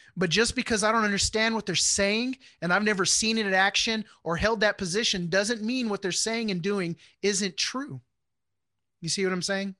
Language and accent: English; Houston, Texas, United States; moved away as an adult; also born or lived in Wichita, Kansas; I grew up in Houston